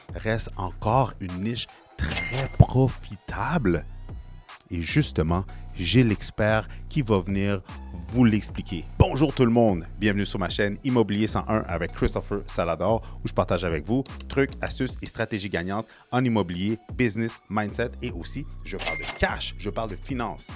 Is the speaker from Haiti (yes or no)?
yes; Haiti; je suis haïtien